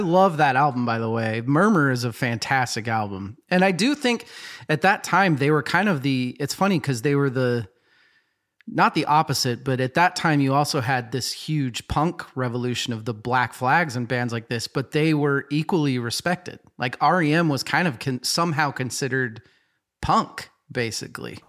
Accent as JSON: {"language": "English", "town": "Boise", "region": "Idaho", "country": "United States", "tie": "born or raised there", "said": "I grew up in Boise, Idaho"}